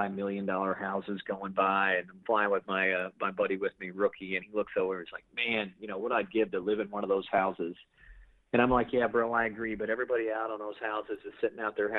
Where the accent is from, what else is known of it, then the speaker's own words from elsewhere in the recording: Stillwater, Oklahoma, United States; now in Grand Rapids, United States; a guy from Stillwater, Oklahoma